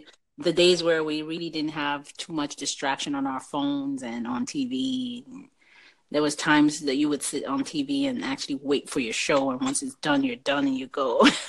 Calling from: Canada; I'm calling. This is Canada here.

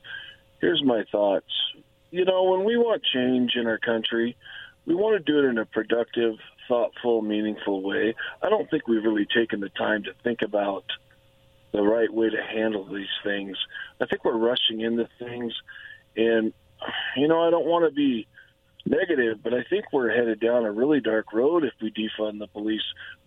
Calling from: La Grande, Oregon, United States; from La Grande, Oregon.

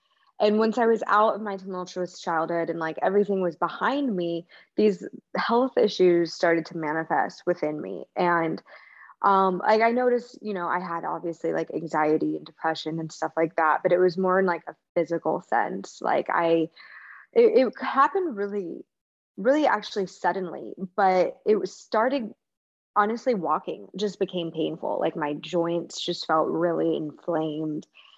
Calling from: San Diego, California, United States; I'm in San Diego, California.

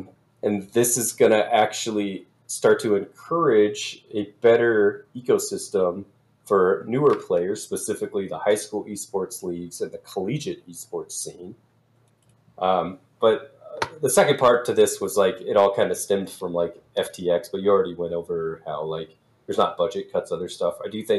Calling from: Sioux Falls, South Dakota, United States; Sioux Falls, South Dakota.

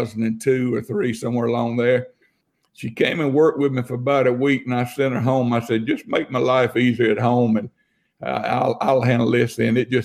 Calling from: Tuscaloosa, Alabama, United States; I'm out of Tuscaloosa, Alabama.

